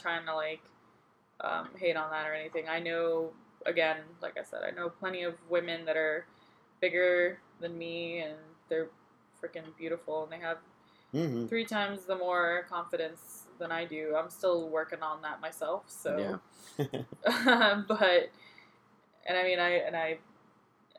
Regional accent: Puerto Rico; I was raised in Puerto Rico, where the history is mostly just about us

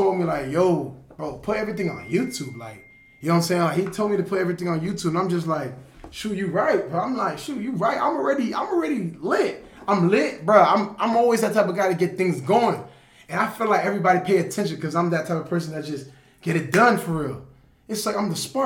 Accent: Lake Worth, Florida, United States; moved away; I'm really from Lake Worth, and everybody from Lake Worth know me

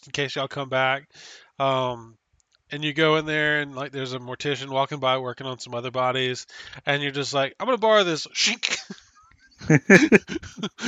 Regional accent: United States; I'm an American

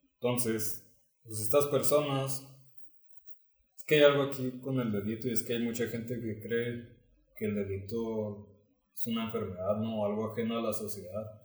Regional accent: Mexico; no sea originario de aquí

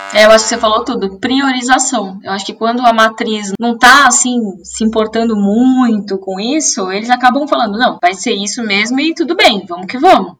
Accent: Brazil; accent: Brazilian

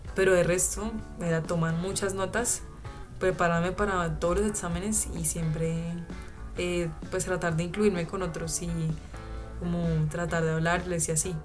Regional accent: Melgar, Tolima, Colombia; yo iba a la iglesia en Melgar, que es de donde yo vengo.

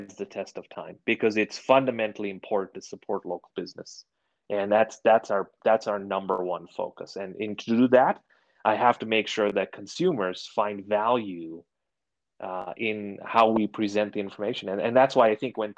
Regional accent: Kenya; moved away; I grew up in Kenya. So it's a nod back to to where I grew up

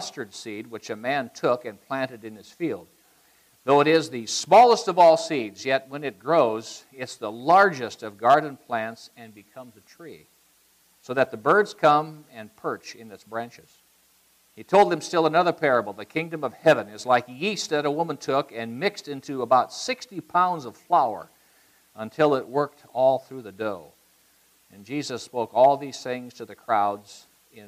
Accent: Iowa, United States; moved away; I grew up in Iowa.

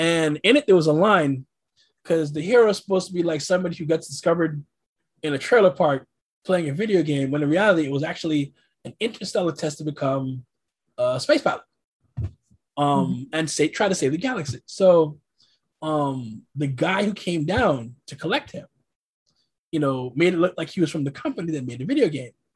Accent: New York City, New York, United States; now in Oregon, United States; I'm originally from New York City, originally from Brooklyn. I reside currently in the Pacific Northwest in Oregon

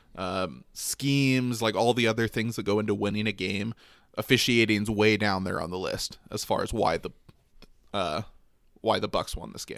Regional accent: Michigan, United States; I grew up in Michigan

